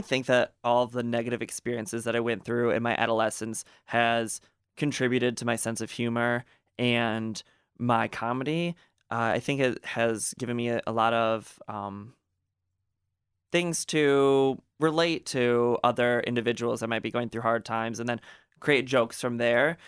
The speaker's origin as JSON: {"language": "English", "town": "Gaylord", "region": "Michigan", "country": "United States", "tie": "born or raised there", "said": "growing up in Gaylord, you know, there wasn't a lot of diversity"}